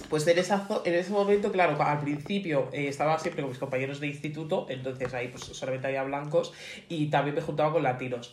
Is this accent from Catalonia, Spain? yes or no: no; Getafe, Community of Madrid, Spain; Yo siempre soy de Getafe